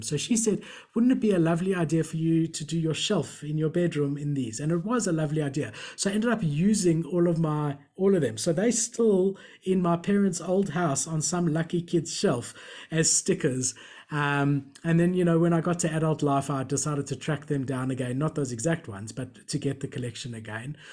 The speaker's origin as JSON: {"language": "English", "town": "Johannesburg", "region": "Gauteng", "country": "South Africa", "tie": "born or raised there", "also_born_or_lived": "Melbourne, Australia", "said": "I was born in Melbourne, so I've got a blue passport. And when I was about seven years old, my parents immigrated back to South Africa"}